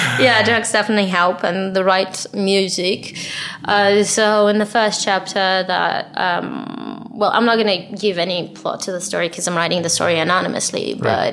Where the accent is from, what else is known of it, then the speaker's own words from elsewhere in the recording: Israel; English is a second language; I'm from Israel